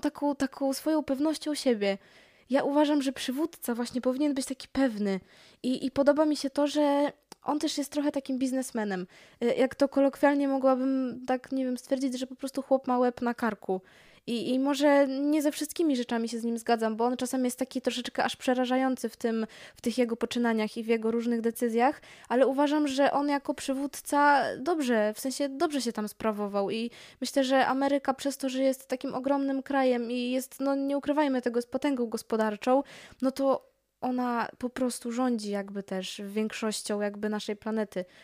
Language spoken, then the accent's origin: Polish; Poland